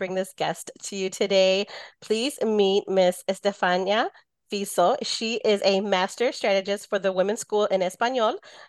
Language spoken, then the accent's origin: English; United States; my father's side is from Jalisco and my mother's side is from Texas. And then I was born here. So I was also first generation to my, to my family.